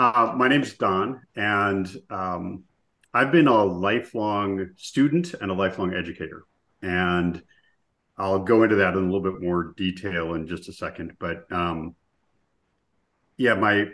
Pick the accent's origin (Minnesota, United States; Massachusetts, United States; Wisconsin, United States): Minnesota, United States; I grew up in Minnesota